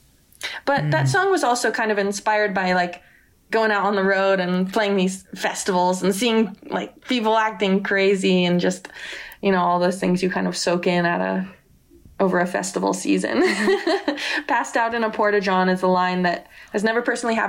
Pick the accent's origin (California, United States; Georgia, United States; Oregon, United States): California, United States; Silicon Valley; I'm from Silicon Valley